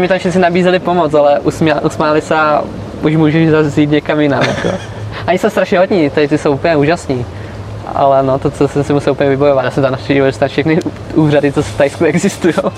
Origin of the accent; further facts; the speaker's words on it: Czechia; Protože Češi jsou hodně vynálezaví, to jako my máme